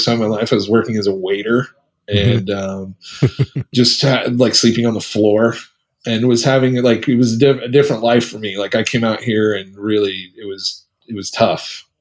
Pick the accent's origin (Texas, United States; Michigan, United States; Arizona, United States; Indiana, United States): Indiana, United States; Muncie; I grew up in a town called Muncie, Indiana.